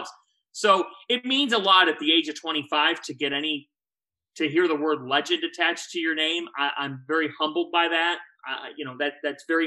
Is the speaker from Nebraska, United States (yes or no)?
no; Cleveland, Ohio, United States; moved away; I'm this kid from Cleveland